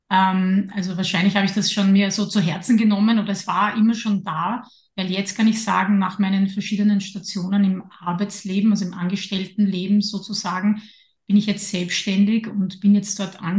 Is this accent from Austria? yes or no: yes; Lower Austria, Austria; now in Vienna, Austria; Ich bin ja in Niederösterreich aufgewachsen. Da war ich dann auch lange Zeit dabei, bevor mich mein Weg dann nach Wien geführt hat.